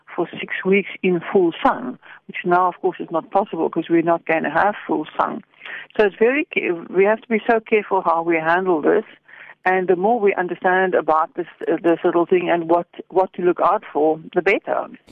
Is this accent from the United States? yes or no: no; Stellenbosch, Western Cape, South Africa; I come from Stellenbosch